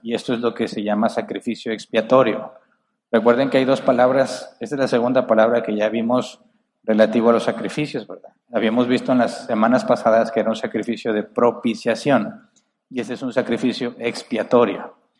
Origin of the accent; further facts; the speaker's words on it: Monterrey, Nuevo León, Mexico; acá los, los de Monterrey somos muy agresivos al hablar